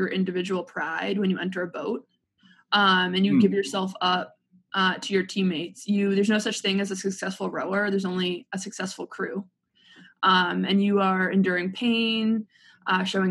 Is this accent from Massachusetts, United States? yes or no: yes; Boston, Massachusetts, United States; moved away as an adult; also born or lived in Indiana; now in Indianapolis, United States; I'm from Boston